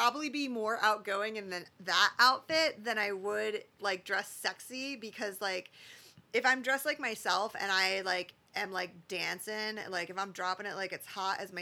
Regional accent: Phoenix, Arizona, United States; I'm from Phoenix.

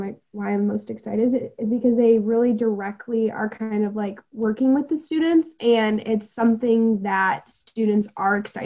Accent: Traverse City, Michigan, United States; moved away as an adult; now in Mount Pleasant, United States; I'm from Traverse City and I absolutely love it. And I would love to like go back and like have a family there someday.

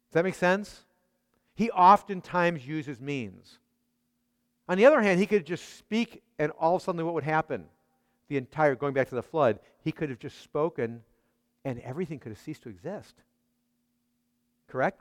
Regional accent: Chicago, Illinois, United States; I grew up in Chicago.

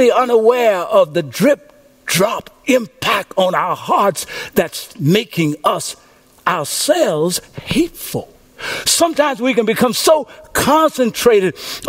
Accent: Louisiana, United States; When I was a little boy growing up in Coachella, Louisiana, we lived in a house

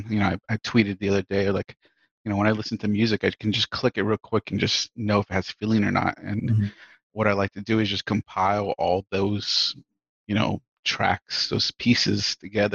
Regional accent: Miami, Florida, United States; I'm from Miami, born and raised

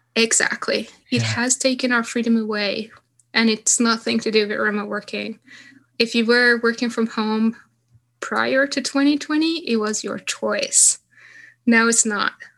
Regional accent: Stockholm, Stockholm County, Sweden; when I was in my hometown in Stockholm

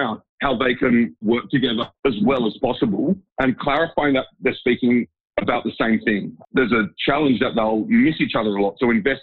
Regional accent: Sydney, New South Wales, Australia; moved away as an adult; also born or lived in Dresden, Germany; I grew up in Sydney.

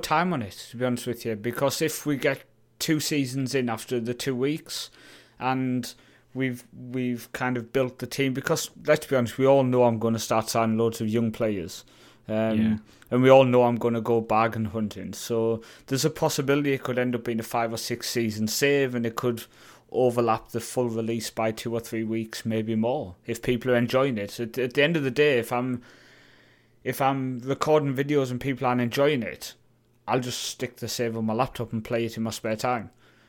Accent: Newcastle, North East England, United Kingdom; I mean, I was going to go with the club I grew up supporting in Newcastle, but every time I do, I get sacked.

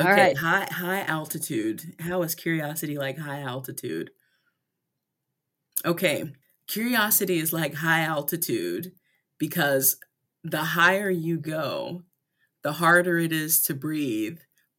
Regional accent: North Carolina, United States; I grew up in Southeastern North Carolina with a big, beautiful, loving family, you know, wonderful.

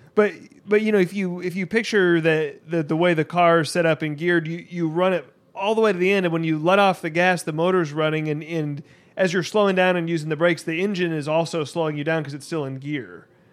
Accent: United States

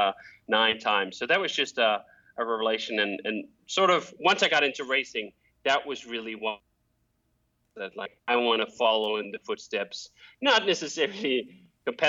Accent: Copenhagen, Capital Region of Denmark, Denmark; moved away as an adult; now in United States; I grew up in Copenhagen, Denmark, with a set of roller skates that I used to get around the city

